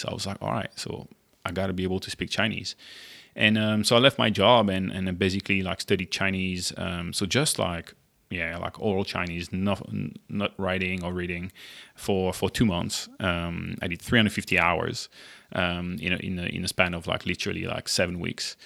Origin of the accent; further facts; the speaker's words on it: Monaco; moved away as an adult; also born or lived in France / Germany / United States / Shanghai, China; now in Singapore; I'm originally from France. Uh, I grew up in, uh, the south of France in Monaco